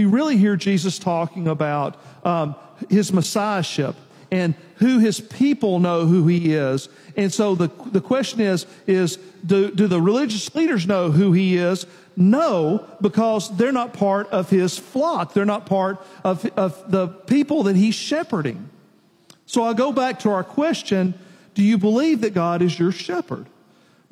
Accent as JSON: {"language": "English", "town": "Nashville", "region": "Tennessee", "country": "United States", "tie": "born or raised there", "said": "I grew up in Nashville, in town"}